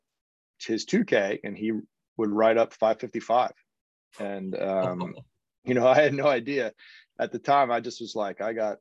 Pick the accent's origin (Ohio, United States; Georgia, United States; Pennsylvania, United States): Ohio, United States; Cincinnati; moved away as an adult; also born or lived in Seattle / Princeton / Oklahoma City; I grew up in just north of Cincinnati